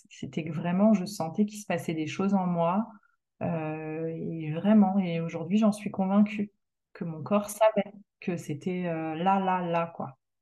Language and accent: French; France; moved away as an adult; also born or lived in Canada; même si je suis devenue canadienne, je suis quand même euh, française. Je suis née en France.